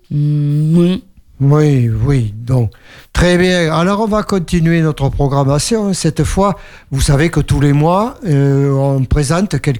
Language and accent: French; Bordeaux, Nouvelle-Aquitaine, France; also born or lived in Eysines; now in La Réole, France; Je viens, je suis né à Bacalan.